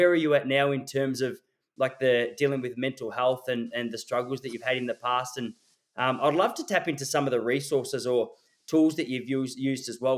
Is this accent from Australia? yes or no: yes; Traralgon, Victoria, Australia; moved away; I was born in Traralgon.